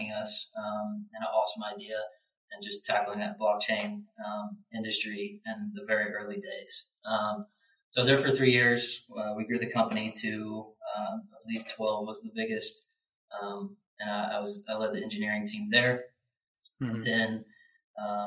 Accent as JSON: {"language": "English", "town": "Louisville", "region": "Kentucky", "country": "United States", "tie": "born or raised there", "said": "I grew up in Louisville, Kentucky."}